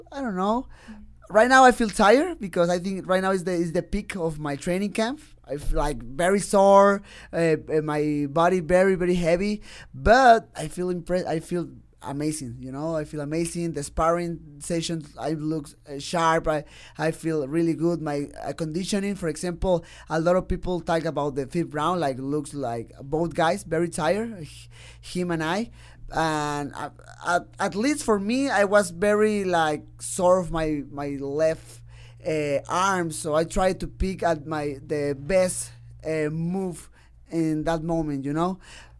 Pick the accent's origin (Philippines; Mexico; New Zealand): Mexico; He's strong, but I'm a kid from Mexico, and I have heart, definitely.